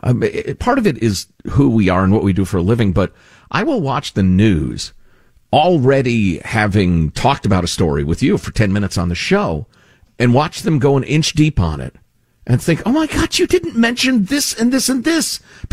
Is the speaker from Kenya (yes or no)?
no; Netherlands; English is a second language; I grew up in the Netherlands in the 60s and 70s.